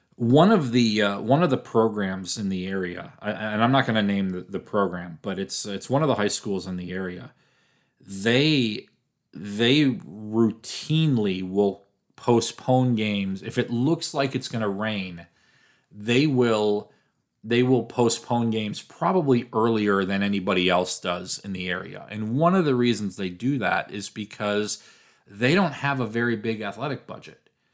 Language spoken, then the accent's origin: English; Milwaukee, Wisconsin, United States; I'm from Milwaukee, the Bayview area in Milwaukee